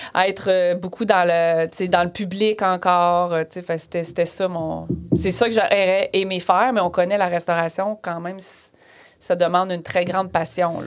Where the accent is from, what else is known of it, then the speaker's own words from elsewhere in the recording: Plessisville, Quebec, Canada; moved away as an adult; also born or lived in Western Canada / Australia; je suis, euh, je suis née à Plessisville, je fais mes études